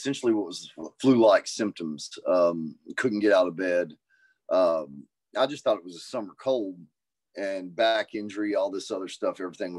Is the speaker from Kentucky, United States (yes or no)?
yes; Kentucky, United States; growing up in Kentucky, I got involved in cannabis 12, 13 years